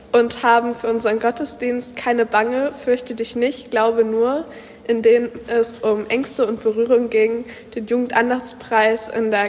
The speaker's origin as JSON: {"language": "German", "region": "Mecklenburg-Vorpommern", "country": "Germany", "said": "Ich komme aus Mecklenburg."}